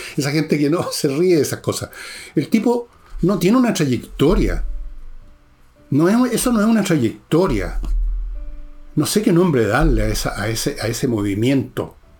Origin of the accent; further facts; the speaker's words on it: Chile; yo y muchos chilenos, muchos chilenos, estamos mirando ahora a Argentina